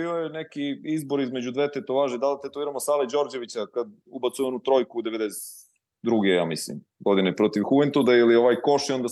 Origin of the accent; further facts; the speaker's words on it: Pečenjevac, Jablanica District, Serbia; also born or lived in Leskovac; inače ja nisam iz Leskovca, ja sam iz Pečenjevca